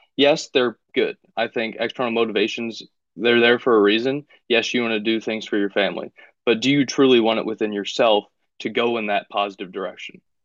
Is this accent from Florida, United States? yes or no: no; Findlay, Ohio, United States; moved away; also born or lived in Kentucky; my hometown in Findlay, Ohio.